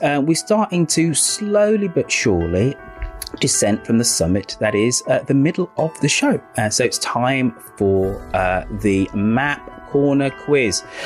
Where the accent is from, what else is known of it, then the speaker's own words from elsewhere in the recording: Birmingham, West Midlands, United Kingdom; moved away; God's own city, God's own country is my hometown of Birmingham